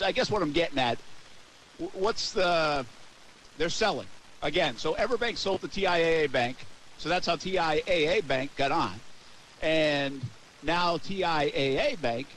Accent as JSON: {"language": "English", "region": "Rhode Island", "country": "United States", "moved": "yes", "lives_now": "Jacksonville, United States", "said": "I have a bit of a speech impediment to begin with because I'm from Rhode Island"}